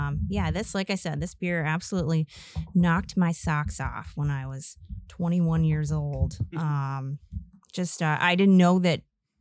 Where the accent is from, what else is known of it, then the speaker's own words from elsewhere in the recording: Louisville, Kentucky, United States; born there; also born or lived in Chicago; I was born in Louisville and spent my life kind of bouncing around between Louisville and Chicago.